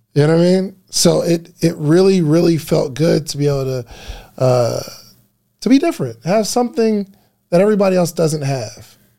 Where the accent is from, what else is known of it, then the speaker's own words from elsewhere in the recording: New Jersey, United States; accent: New Jersey; now in Atlanta, United States; I felt so comfortable being at home in New Jersey, growing up in New Jersey